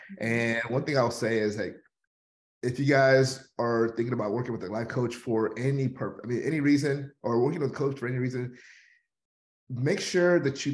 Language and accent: English; Houston, Texas, United States; I am born and raised in Houston, Texas. I've lived here all my life